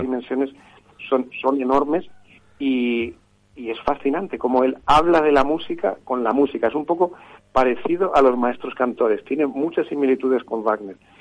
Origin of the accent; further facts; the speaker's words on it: Madrid, Community of Madrid, Spain; siendo madrileño